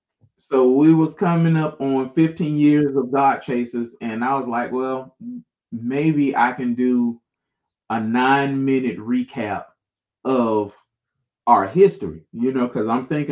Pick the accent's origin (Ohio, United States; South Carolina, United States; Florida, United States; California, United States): Florida, United States; Jacksonville; And I'm from the South, so it's … That's what it's about. And if I could embrace the sound of Duval County, where I live